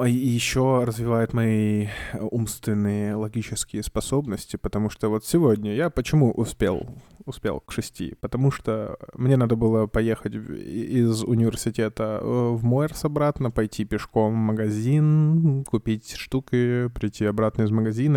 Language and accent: Russian; Kamchatka Krai, Russia; moved away; also born or lived in Saint Petersburg; я с Камчатки